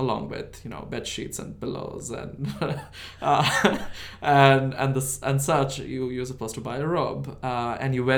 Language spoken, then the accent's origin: English; India; English is a second language; moved away as an adult; now in United States; I grew up in India, yeah. I grew up in this small town in India